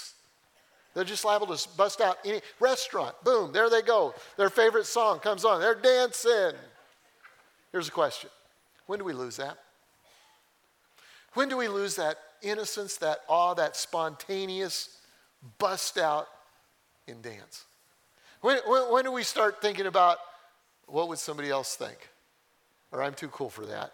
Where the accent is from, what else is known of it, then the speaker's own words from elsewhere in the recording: Colorado, United States; I grew up in Colorado